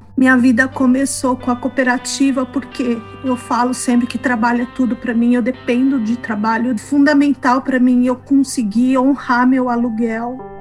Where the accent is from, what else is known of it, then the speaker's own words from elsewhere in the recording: São Paulo, Brazil; moved away as an adult; also born or lived in Florida, United States; now in Boston, United States; Eu sou de São Paulo